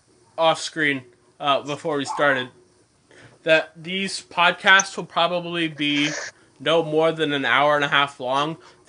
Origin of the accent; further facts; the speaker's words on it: Australia; I'm Australian.